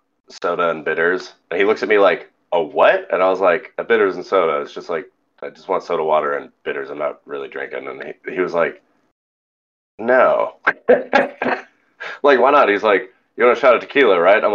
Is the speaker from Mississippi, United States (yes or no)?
no; California, United States; moved away as an adult; now in Louisiana, United States; growing up in California